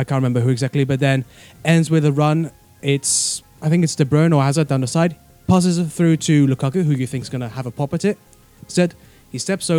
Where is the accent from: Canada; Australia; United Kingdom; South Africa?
United Kingdom; also born or lived in Belgium; I am British by where I grew up and my father